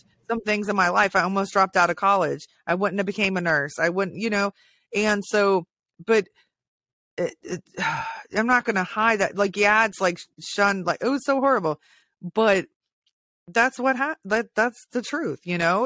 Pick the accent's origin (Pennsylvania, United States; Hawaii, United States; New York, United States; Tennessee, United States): Hawaii, United States; I was born in Hawaii too